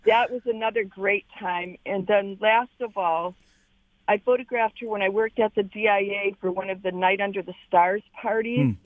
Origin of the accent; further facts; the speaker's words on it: Detroit, Michigan, United States; you were from Detroit